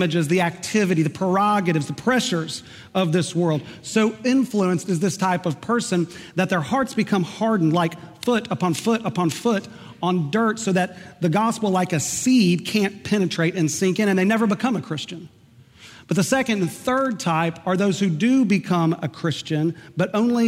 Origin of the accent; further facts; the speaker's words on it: Oklahoma, United States; moved away; I grew up in Oklahoma